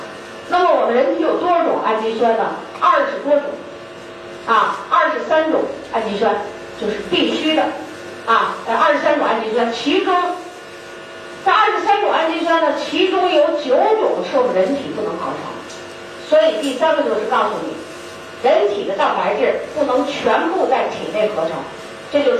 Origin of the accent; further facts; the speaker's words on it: China; 我们中国人